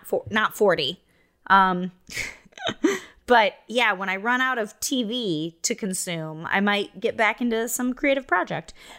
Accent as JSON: {"language": "English", "region": "Iowa", "country": "United States", "tie": "born or raised there", "moved": "as an adult", "said": "I grew up in Iowa"}